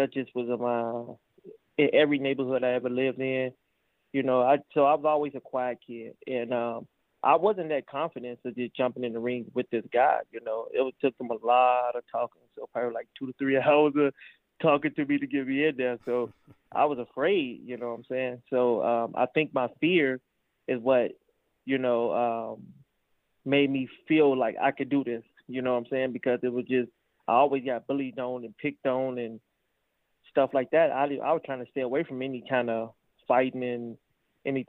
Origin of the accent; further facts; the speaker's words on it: Chicago, Illinois, United States; Originally, I'm from Chicago